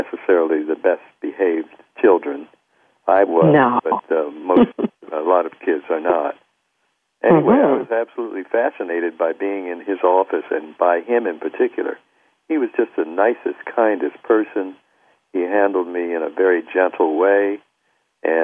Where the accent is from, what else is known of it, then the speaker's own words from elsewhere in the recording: Wilmington, Delaware, United States; I had a hero who was a black doctor in my hometown of Wilmington, Delaware.